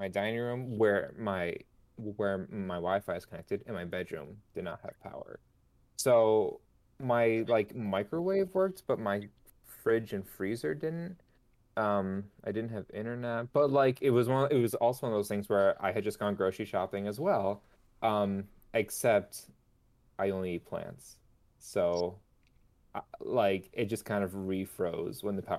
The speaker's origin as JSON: {"language": "English", "region": "New York", "country": "United States", "moved": "yes", "said": "yes, I am from New York"}